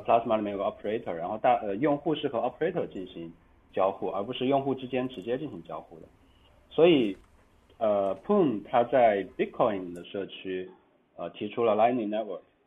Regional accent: China; 作为一个中国人到台湾

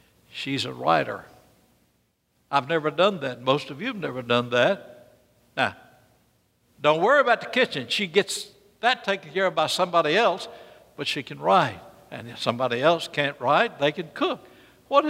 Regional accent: Birmingham, Alabama, United States; I will never speak like I came from North Carolina. I came from Birmingham, Alabama.

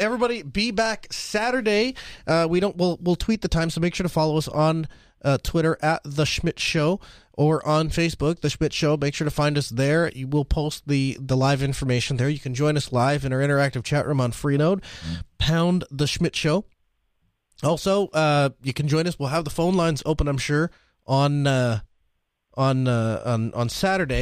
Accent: Red Forks, United States; I was born here in Red Forks.

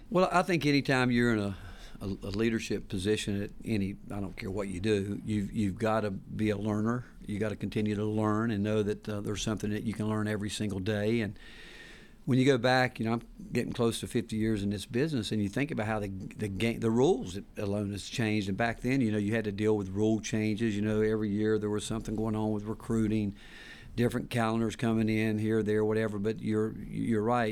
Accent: Hickory, North Carolina, United States; moved away as an adult; also born or lived in Texas; now in Knoxville, United States; growing up in Hickory, North Carolina

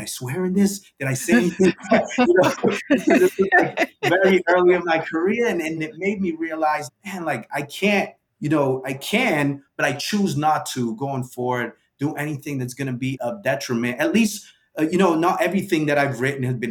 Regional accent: New Bedford, Massachusetts, United States; I was from New Bedford and not New York

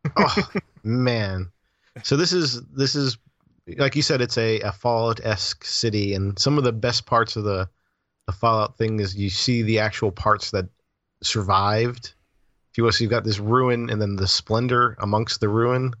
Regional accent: Florida, United States; I'm from Florida.

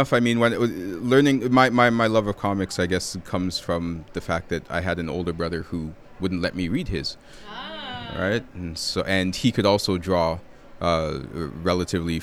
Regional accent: Toronto, Ontario, Canada; I'm from Toronto, which has a very robust comic book scene

